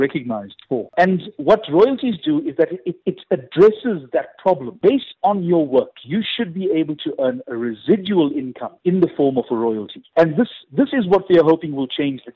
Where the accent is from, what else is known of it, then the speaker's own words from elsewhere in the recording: South Africa; we also don't even have a right to earn royalties on our work as South African actors.